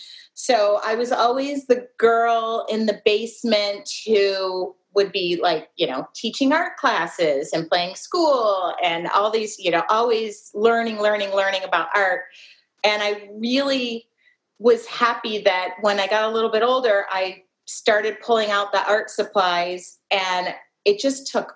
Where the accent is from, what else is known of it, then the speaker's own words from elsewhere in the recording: Midwest, United States; I'm from the Midwest